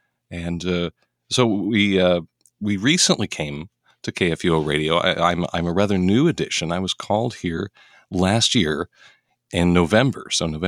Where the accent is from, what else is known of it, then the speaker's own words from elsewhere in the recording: Denver, Colorado, United States; I hail from Denver, Colorado. That's hometown for me. I was the fourth generation Denver native, grew up in the house that my grandma grew up in.